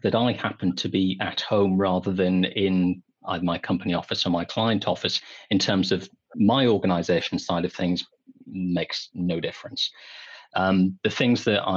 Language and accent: English; England, United Kingdom; we're both English.